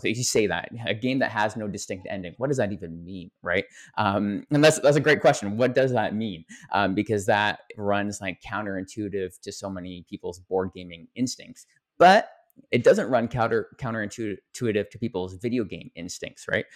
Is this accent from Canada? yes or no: yes; Canada; I'm a Canadian